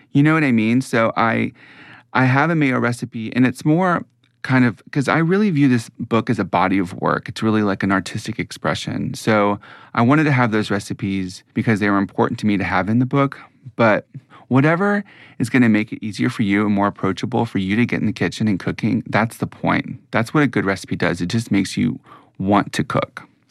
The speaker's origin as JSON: {"language": "English", "region": "Mississippi", "country": "United States", "also_born_or_lived": "New York", "moved": "yes", "said": "I'm from Mississippi, that has strongly influenced, you know, the food that I grew up eating"}